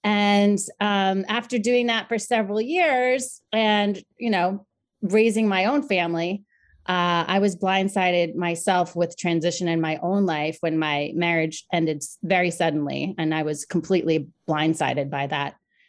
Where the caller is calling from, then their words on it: Long Island, New York, United States; I am joining you from the beautiful area of Long Island, New York.